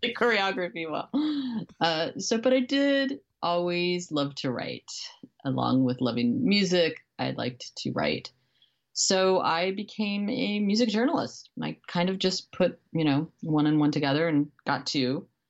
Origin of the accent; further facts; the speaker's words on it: Beloit, Wisconsin, United States; moved away as an adult; also born or lived in New York / Miami; now in Los Angeles, United States; I grew up in Wisconsin in a town called Beloit, uh, which is a smallish, uh, college town on the Illinois border